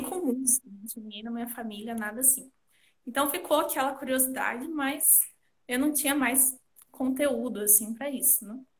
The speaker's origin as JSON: {"language": "Portuguese", "town": "Curitiba", "region": "Paraná", "country": "Brazil", "said": "eu sou aqui de Curitiba"}